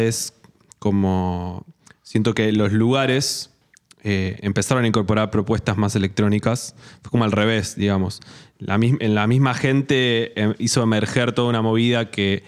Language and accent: Spanish; Mar del Plata, Buenos Aires Province, Argentina; moved away as an adult; now in Buenos Aires, Argentina; somos de Mar del Plata, nos conocimos allá, ahí eh, fue la adolescencia y después nos fuimos a estudiar a La Plata.